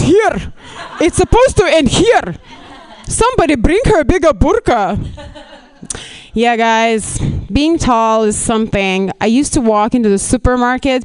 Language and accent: English; Lithuania; English is a second language; moved away as an adult; now in Los Angeles, United States; I'm not even Russian. I'm actually from Lithuania.